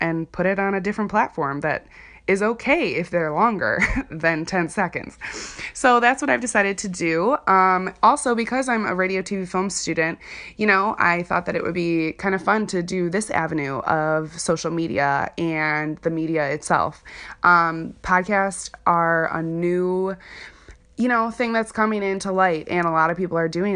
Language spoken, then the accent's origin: English; Chicago, Illinois, United States; moved away as an adult; now in Wisconsin, United States; Chicago is where I'm from. I'm from the Chicagoland area.